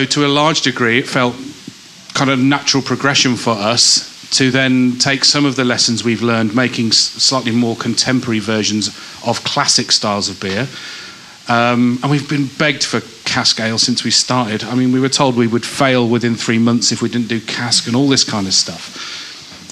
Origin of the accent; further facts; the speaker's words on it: Rural Northamptonshire, East Midlands, United Kingdom; now in Manchester, United Kingdom; where I grew up in the East Midlands